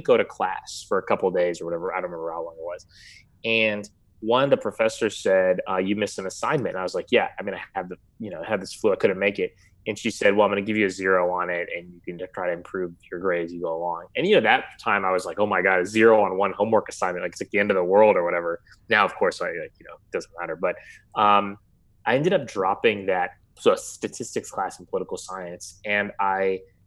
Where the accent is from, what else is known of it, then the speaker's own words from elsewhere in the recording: Houston, Texas, United States; also born or lived in San Francisco; I was born in San Francisco, but moved to Houston when I was about like a year old. So functionally, I have lived in Houston my whole life